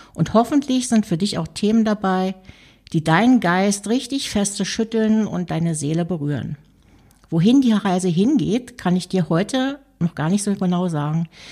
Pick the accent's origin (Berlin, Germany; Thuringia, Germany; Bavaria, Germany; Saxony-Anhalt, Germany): Berlin, Germany; Schließlich komme ich aus Berlin